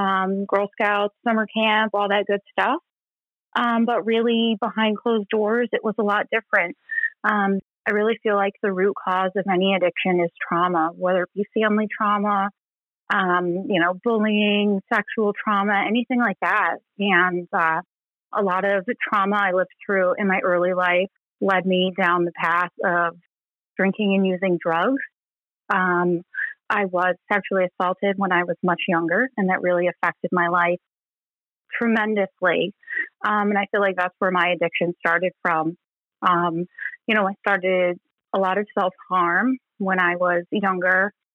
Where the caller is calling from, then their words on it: Gulf Coast of Florida, United States; I'm calling in from the Gulf Coast of Florida.